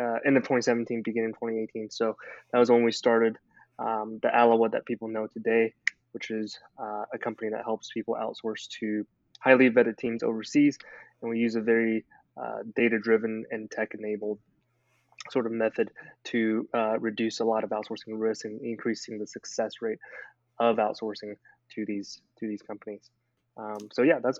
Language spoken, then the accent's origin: English; Memphis, Tennessee, United States; moved away as an adult; also born or lived in China; now in Nashville, United States; I grew up in China, came here to the United States when I was 8 years old. Was raised in Memphis, Tennessee.